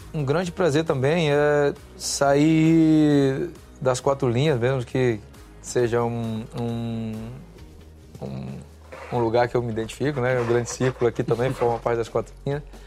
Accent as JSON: {"language": "Portuguese", "country": "Brazil", "moved": "yes", "said": "eu me sinto um brasileiro pra caralho"}